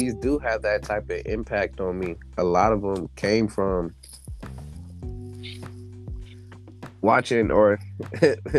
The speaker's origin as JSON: {"language": "English", "town": "Hawthorne", "region": "California", "country": "United States", "tie": "born or raised there", "said": "I was born and raised in Hawthorne, California"}